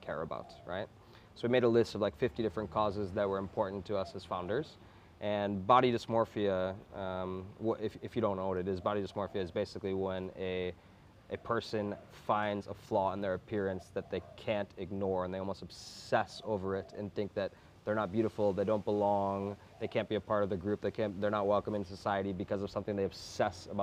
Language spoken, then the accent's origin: English; United States; I grew up in America